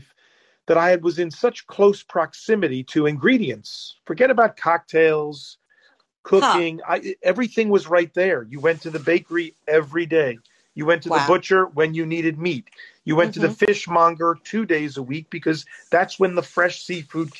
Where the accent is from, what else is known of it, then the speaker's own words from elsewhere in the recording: United States; as an American